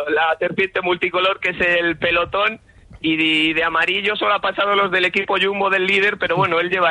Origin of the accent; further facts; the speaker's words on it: Jadraque, Castilla-La Mancha, Spain; es mi pueblo, Dipper. Para en Jadraque